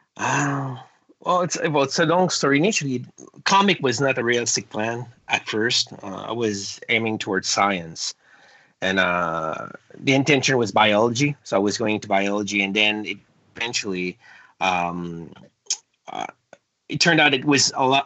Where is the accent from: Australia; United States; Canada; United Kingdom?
Canada; English is a second language; being French Canadian